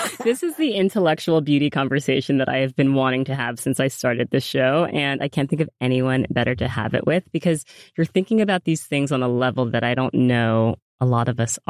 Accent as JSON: {"language": "English", "region": "New York", "country": "United States", "tie": "born or raised there", "said": "We grew up both New York."}